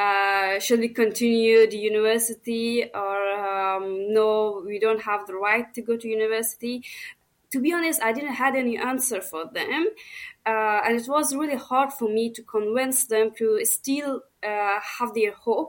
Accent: Herat, Afghanistan; moved away as an adult; now in Australia; On that time, I was from Herat and living at Herat province

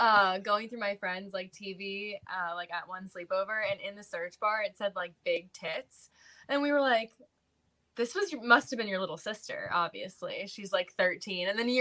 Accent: Pennsylvania, United States; moved away as an adult; also born or lived in Sherman Oaks, Los Angeles; now in Los Angeles, United States; Yes, I'm born and raised in Pennsylvania.

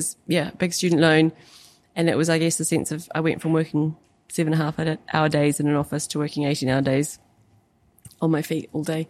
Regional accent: New Zealand; moved away; growing up in New Zealand

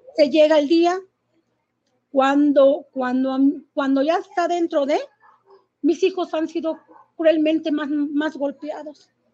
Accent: Querétaro, Mexico; soy de aquí de Querétaro.

